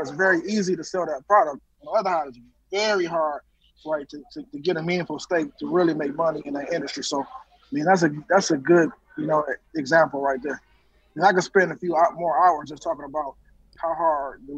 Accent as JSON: {"language": "English", "town": "Detroit", "region": "Michigan", "country": "United States", "tie": "born or raised there", "moved": "as an adult", "lives_now": "Atlanta, United States", "said": "I was living in Atlanta now, of course, born and raised in Detroit"}